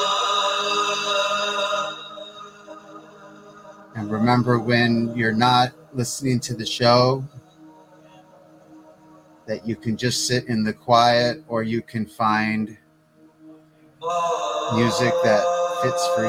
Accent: Michigan, United States; I grew up in Michigan

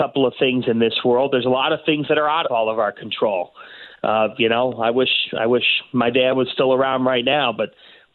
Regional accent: Cleveland, Ohio, United States; born or raised there

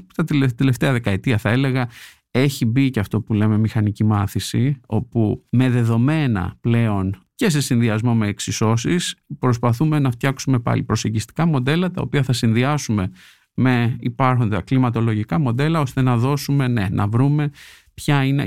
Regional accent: Greece; moved away as an adult; now in United States; λείπω την Ελλάδα τώρα κοντά στα 16 χρόνια

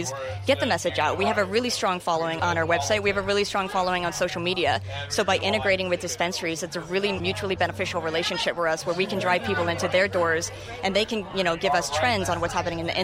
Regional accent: Seattle, Washington, United States; I'm from Seattle

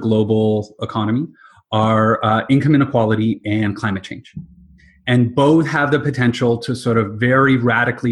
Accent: London, Ontario, Canada; also born or lived in Halifax, Nova Scotia; So I'm originally from London, Ontario. I grew up with my dad in the investment industry.

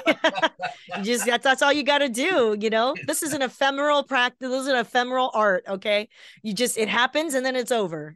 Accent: Taiwan; now in Los Angeles, United States; I'm from Taiwan

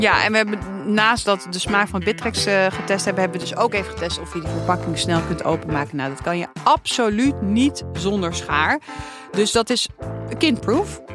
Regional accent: Amsterdam, North Holland, Netherlands; ik ben opgegroeid in de Jordaan.

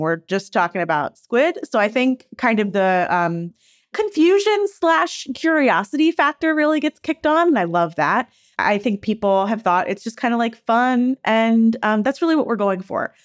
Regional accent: Philadelphia, Pennsylvania, United States; I grew up in Philadelphia

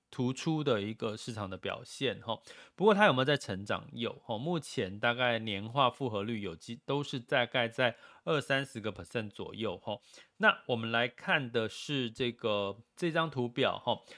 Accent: Taiwan; 我们小时候在台湾

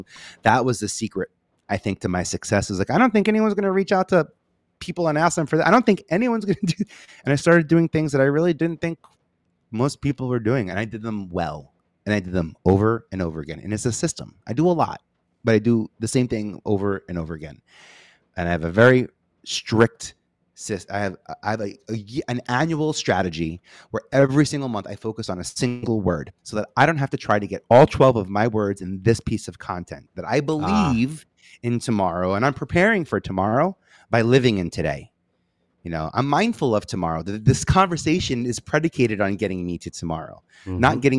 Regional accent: Staten Island, New York, United States; I come from Staten Island. There's a little bit of a Staten Island pride in that one.

